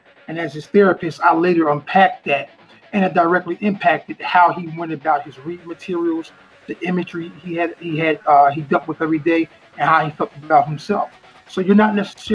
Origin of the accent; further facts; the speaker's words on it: Trenton, New Jersey, United States; Born and bred, the Vineland Housing Projects in Trenton, New Jersey